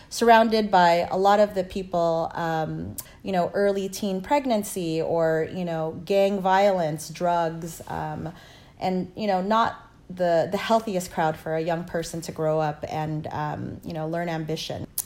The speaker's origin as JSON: {"language": "English", "town": "Lian", "region": "Batangas", "country": "Philippines", "tie": "born there", "said": "I was born in the Philippines um, in a place called Batangas in a small province named Lian."}